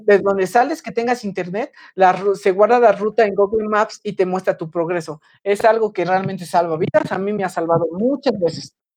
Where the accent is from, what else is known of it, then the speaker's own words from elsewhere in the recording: rural Puebla area, Mexico; mi rancho, de donde soy originario, es una zona que es extremadamente céntrica al punto de que a la izquierda tienes a a la derecha tienes Veracruz, arriba tienes Puebla